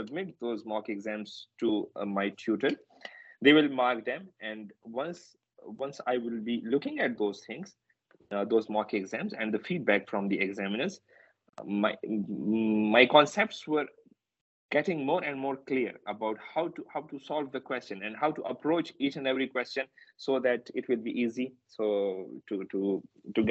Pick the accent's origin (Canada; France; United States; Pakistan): Pakistan; English is a second language; moved away; my home country, in Pakistan